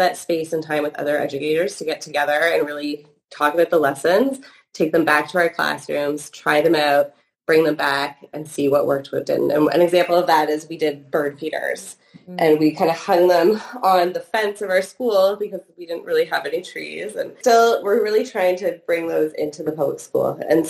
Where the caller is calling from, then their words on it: Toronto, Ontario, Canada; Yes, I'm coming from Toronto, Ontario, Canada.